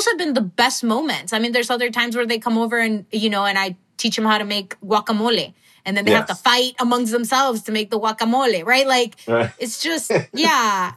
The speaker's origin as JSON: {"language": "English", "town": "Milwaukee", "region": "Wisconsin", "country": "United States", "tie": "born or raised there", "also_born_or_lived": "Mexico / California", "moved": "as an adult", "said": "growing up in Milwaukee, we would get together like on a Saturday to go grill"}